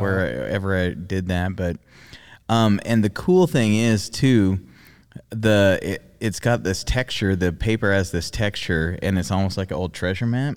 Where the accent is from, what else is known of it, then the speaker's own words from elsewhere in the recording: Australia; moved away; I grew up in Australia